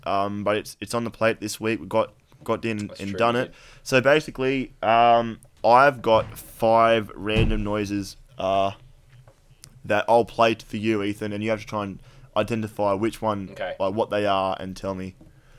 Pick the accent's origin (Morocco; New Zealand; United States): New Zealand; because I'm like a pretty stocky kind of built fella, being a Kiwi and all that.